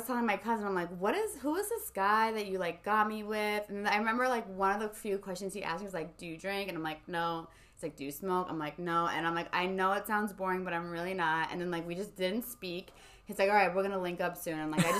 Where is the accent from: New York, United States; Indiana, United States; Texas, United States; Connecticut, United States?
Connecticut, United States; South Norwalk; So he's from the Bronx. I'm from SoNa. We have zero friends in common.